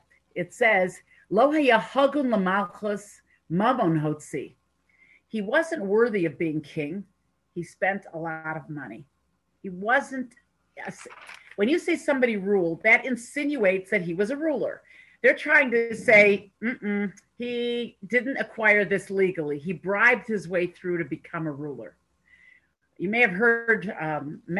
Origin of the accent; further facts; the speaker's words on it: United States; now in Toronto, Canada; I'm living here in Toronto, but I am an American